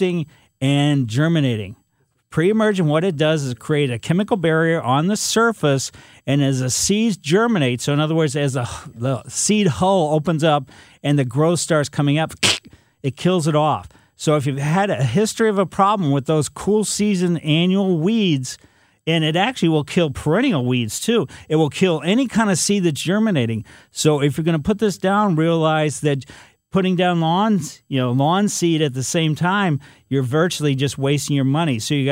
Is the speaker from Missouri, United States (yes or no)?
yes; Ellisville, Missouri, United States; I was a kid growing up in Ellisville